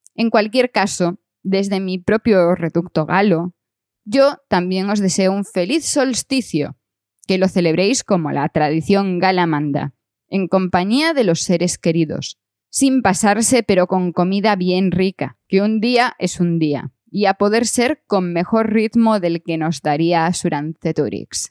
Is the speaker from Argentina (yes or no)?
no; Galicia, Spain; mi principal recuerdo de las Navidades de mi infancia es ver las 12 pruebas de Asterix en la televisión de Galicia